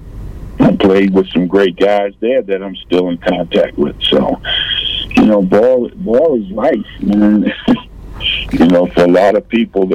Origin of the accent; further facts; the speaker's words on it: Lakeview, New York, United States; moved away; also born or lived in Alpharetta, Georgia; I grew up in a little area called Lakeview